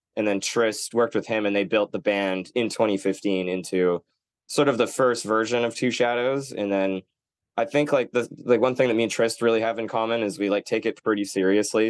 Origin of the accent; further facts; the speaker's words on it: Nanaimo, British Columbia, Canada; moved away; also born or lived in Vancouver; I'm from Nanaimo, which is kind of like where the boat lands